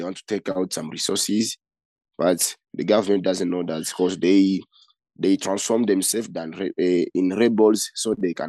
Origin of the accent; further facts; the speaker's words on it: DR Congo; now in Uganda; I'm a refugee from Congo and Uganda since 2019.